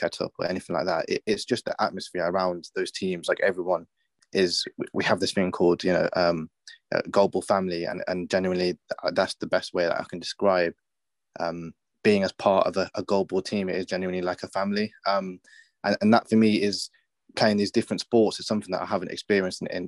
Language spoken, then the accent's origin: English; Birmingham, West Midlands, United Kingdom; going back to Birmingham, it's just been, obviously my hometown has been great